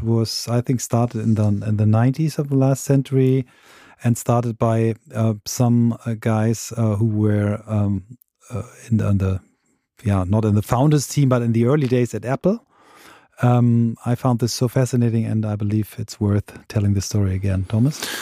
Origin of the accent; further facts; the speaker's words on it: Germany; here in my home country